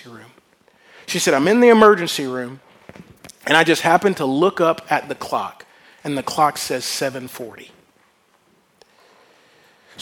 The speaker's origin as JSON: {"language": "English", "region": "Louisiana", "country": "United States", "said": "I'm from Louisiana."}